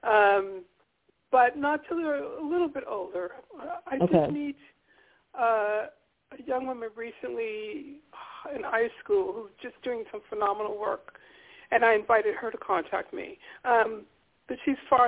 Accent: New York City, New York, United States; I was born in Harlem.

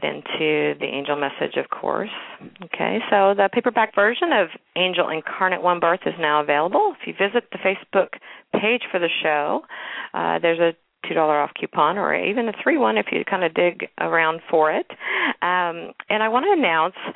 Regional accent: Kansas City, Missouri, United States; my hometown, Kansas City, Missouri

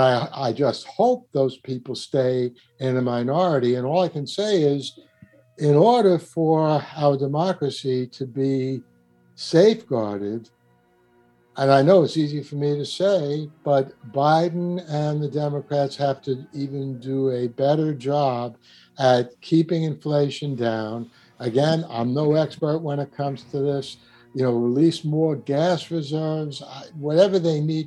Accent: New York, United States; accent: New York; my New York accent

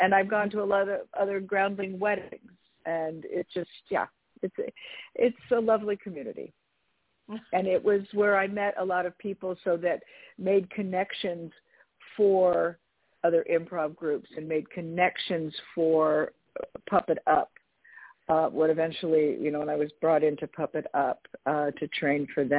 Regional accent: California, United States; also born or lived in San Francisco / Los Angeles; I'm from California originally

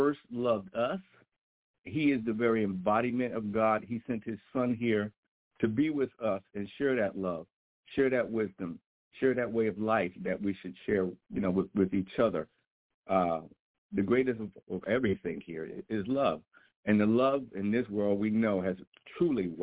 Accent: New York, United States; moved away; also born or lived in Florida / Virginia; I was born in Florida but raised in New York

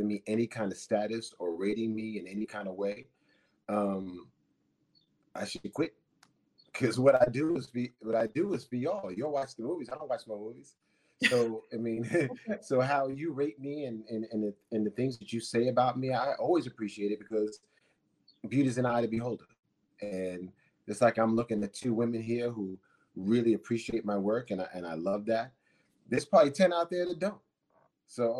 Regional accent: New York City, New York, United States; also born or lived in Manhattan; I was born in Manhattan, Mount Sinai Hospital, raised in Mount Vernon in the Bronx, and lived in Manhattan for decades now

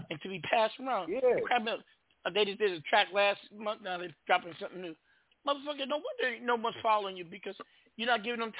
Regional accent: California, United States; accent: Bay; also born or lived in Annapolis, Maryland; I was born in California

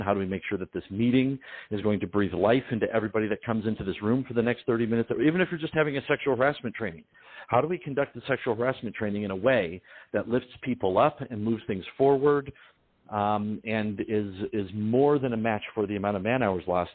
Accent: Detroit, Michigan, United States; my family's uh, uh, Sicilian Ukrainian, and I'm from Detroit

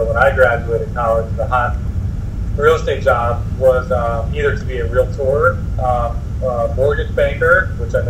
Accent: Rockville, Maryland, United States; also born or lived in Colorado; I grew up in Rockville, Maryland

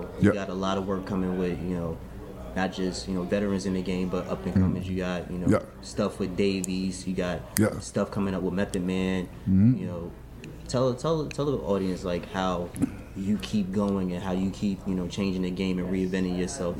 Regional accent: Bronx, New York, United States; From the Bronx.

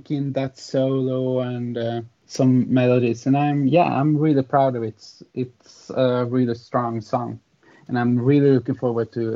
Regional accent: Hammarstrand, Jämtland, Sweden; English is a second language; it's like in my hometown that I live right now. It's a small village called Hammarstrand in the middle part of Sweden.

